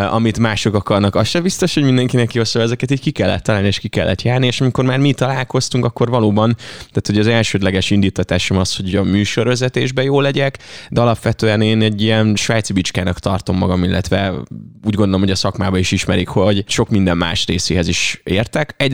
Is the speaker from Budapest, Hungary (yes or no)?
no; Ajka, Veszprém County, Hungary; ahogy cseperedtem fel, és végre elmehettem Ajkáról vonattal egyedül valahova